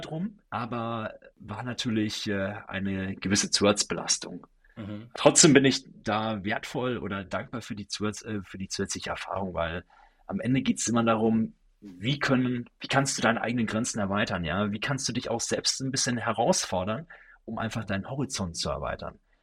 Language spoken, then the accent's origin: German; Sauerland, North Rhine-Westphalia, Germany; ich bin äh, gebürtig aus dem Sauerland, einem kleinen Dorf aus NRW